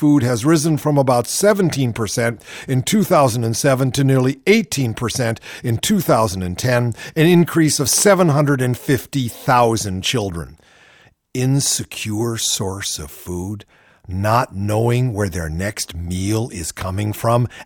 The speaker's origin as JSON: {"language": "English", "town": "Shaker Heights", "region": "Ohio", "country": "United States", "tie": "born or raised there", "also_born_or_lived": "New Haven, Connecticut", "moved": "as an adult", "lives_now": "Los Angeles, United States", "said": "I grew up in Shaker Heights, Ohio."}